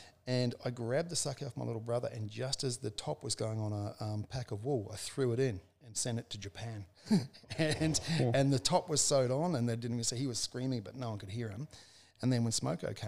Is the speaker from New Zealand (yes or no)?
yes; New Zealand; I was born in 1965 in New Zealand on a farm